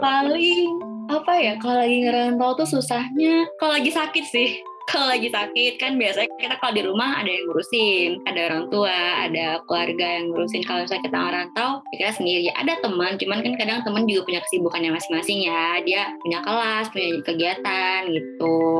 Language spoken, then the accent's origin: Indonesian; Sumatra, Indonesia; moved away as an adult; now in Bandung, Indonesia; aku dari Sumatera